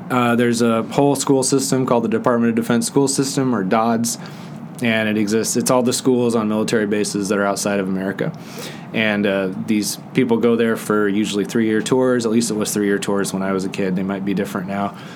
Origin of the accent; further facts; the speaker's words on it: Bermuda; born there; And so I was born in Bermuda